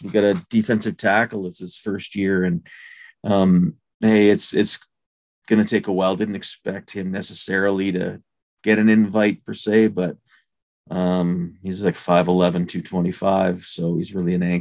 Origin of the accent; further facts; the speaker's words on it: Thunder Bay, Ontario, Canada; moved away as an adult; I grew up in Thunder Bay, Ontario, lived a little bit in Southern Ontario